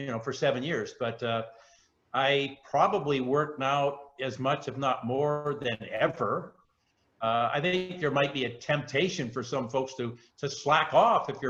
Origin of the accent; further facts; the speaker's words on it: Chilliwack, British Columbia, Canada; now in Vancouver Island, Canada; I was born in Chilliwack. I grew up on a farm there.